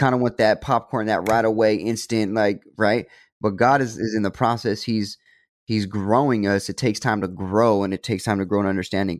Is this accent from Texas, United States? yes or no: no; Stockton, California, United States; I was born and raised in Stockton